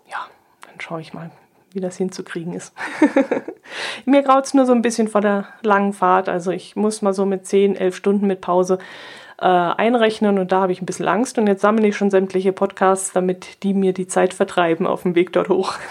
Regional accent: Southern Germany, Germany; Ich war jetzt als Süddeutsche natürlich dem Ganzen ein bisschen weit weg

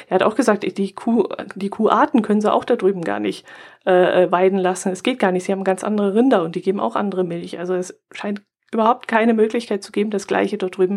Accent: Bavaria, Germany; Der ist ja bei uns im Allgäu erfunden worden.

